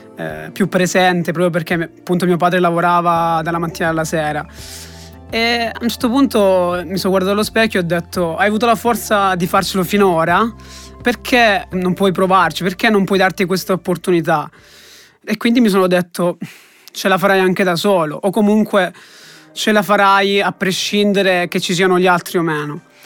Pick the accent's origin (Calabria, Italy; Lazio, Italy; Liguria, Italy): Calabria, Italy; moved away as an adult; now in Siena, Italy; ho 23 anni, sono calabrese e studio a Siena Scienze Economiche e Bancarie